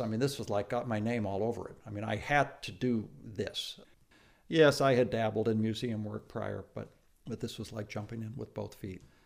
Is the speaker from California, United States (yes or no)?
no; Tacoma, Washington, United States; my hometown, Tacoma, Washington.